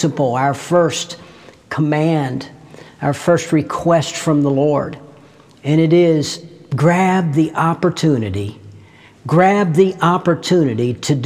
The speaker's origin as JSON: {"language": "English", "country": "United States", "said": "in my case, the United States of America"}